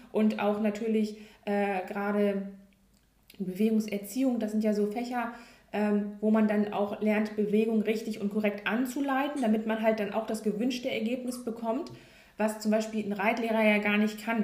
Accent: Hanover, Lower Saxony, Germany; ich komme ja aus Norddeutschland, ganz, oder was heißt Norddeutschland, also Hannover, also eher oben im Norden

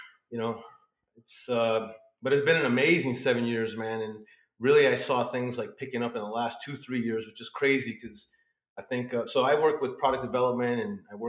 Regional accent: Pittsburgh, Pennsylvania, United States; also born or lived in South Florida; I'm, I guess, Latin kid growing up in Pittsburgh

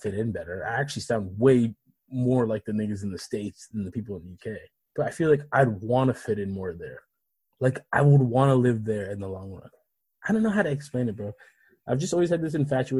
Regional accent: Canada; also born or lived in Africa; I'm a black African from Africa who grew up in Canada

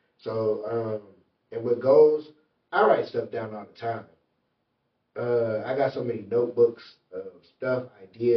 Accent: Michigan City, Indiana, United States; moved away as an adult; now in Indianapolis, United States; So as a kid, all the way to 18, I'm from Michigan City, Indiana.

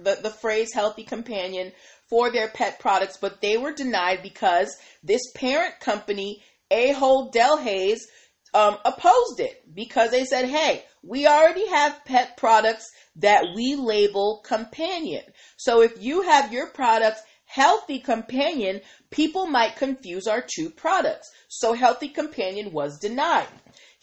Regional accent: Boston, Massachusetts, United States; moved away; also born or lived in Maryland; I grew up in Boston, and we had Stop and Shop

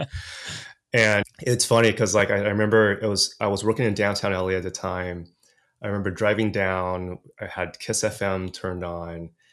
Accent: Los Angeles, California, United States; first language English; also born or lived in Taiwan; I was orig-, originally born in Taiwan, came to States when I was three, and grew up in L A, in, in California. And so, really, my first language was English

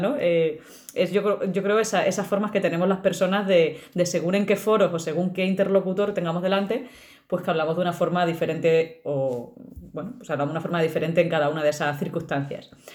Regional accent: Extremadura, Spain; moved away; soy extremeña y cuando voy bajando al pueblo se me empiezan a caer las letras

